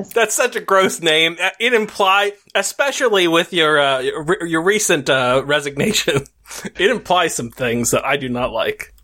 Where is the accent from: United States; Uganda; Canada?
United States; as an American